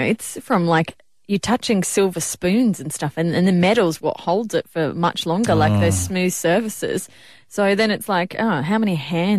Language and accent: English; Port Macquarie, New South Wales, Australia; in Port Macquarie, and the Pizza Hut on Gordon Street there was the go-to for every birthday party.